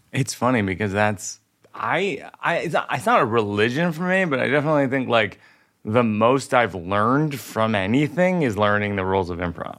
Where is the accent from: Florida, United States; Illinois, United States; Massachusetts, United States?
Massachusetts, United States; Worcester; moved away; I grew up in Worcester